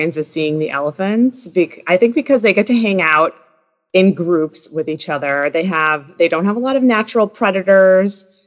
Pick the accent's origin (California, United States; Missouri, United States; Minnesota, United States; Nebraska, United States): Minnesota, United States; moved away as an adult; also born or lived in Wisconsin / Washington, D.C.; I grew up in Minnesota